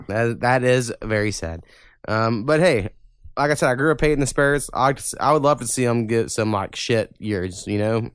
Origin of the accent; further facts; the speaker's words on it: four miles the other side of Red River, Oklahoma, United States; I grew up fucking four miles the other side of Red River, and Dallas was two hours away, and Oklahoma City was two hours away